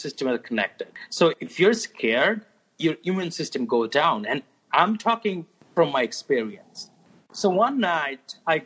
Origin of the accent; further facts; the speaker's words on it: Dhaka, Dhaka Division, Bangladesh; English is a second language; moved away as an adult; also born or lived in Turkey; now in New York City, United States; I was born and raised most of my life in Dhaka, actually.